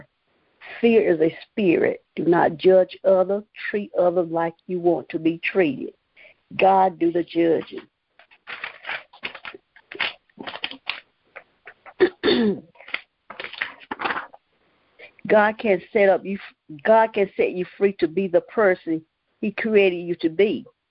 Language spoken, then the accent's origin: English; Morven, North Carolina, United States; I am from Morven, North Carolina